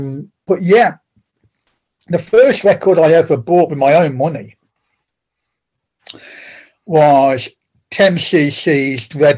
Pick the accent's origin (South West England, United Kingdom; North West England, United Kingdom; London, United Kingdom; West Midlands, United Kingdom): West Midlands, United Kingdom; Penkridge; Grew up in it's a little place called Penkridge, which is in the little market town. Well, it's quite a big market town now. When I grew up there, it's very small.